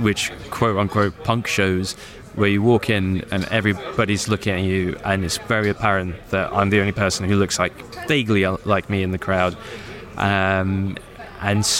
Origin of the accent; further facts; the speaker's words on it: United Kingdom; this skinny, scrawny little kid from Britain with brown skin